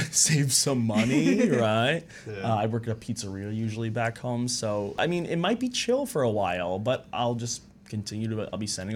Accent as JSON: {"language": "English", "area": "Long Island", "region": "New York", "country": "United States", "said": "I'm from Long Island, New York."}